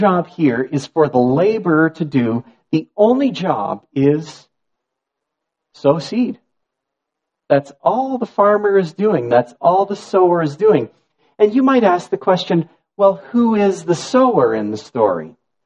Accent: Niagara, Ontario, Canada; I grew up in Niagara

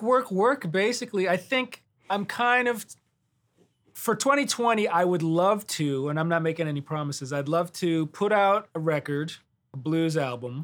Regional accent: Detroit, Michigan, United States; moved away as an adult; also born or lived in Miami / Los Angeles; now in Nashville, United States; I'm originally from Detroit

